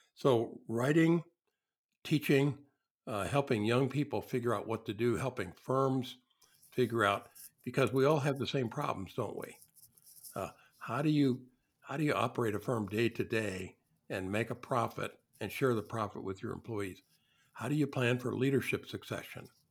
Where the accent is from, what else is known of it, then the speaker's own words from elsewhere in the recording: southern Illinois, United States; There were no architects in my hometown. I grew up in a small industrial town in the south part of uh, of Illinois